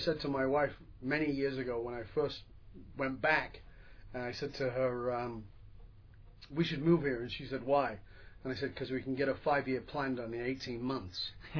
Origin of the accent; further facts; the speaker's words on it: New York, United States; They're very owning of New York. I'm a New Yorker, you know.